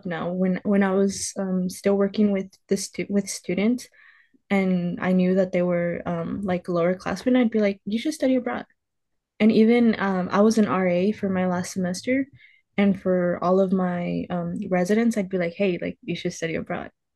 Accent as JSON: {"language": "English", "region": "California", "country": "United States", "tie": "born or raised there", "said": "I'm born and raised in California."}